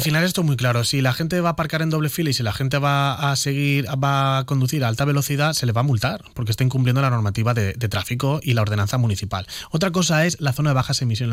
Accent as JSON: {"language": "Spanish", "town": "Elche", "region": "Valencian Community", "country": "Spain", "said": "yo soy de Carrús. Yo soy de Carrús. Nadie me tiene que decir a mí qué es lo que necesita Carrús, que es el barrio en el que he estado viviendo 28 años de mi vida"}